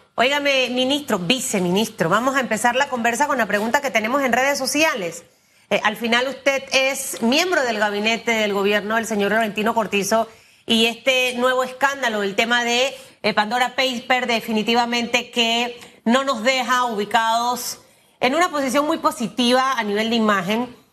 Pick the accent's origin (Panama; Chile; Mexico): Panama; como panameños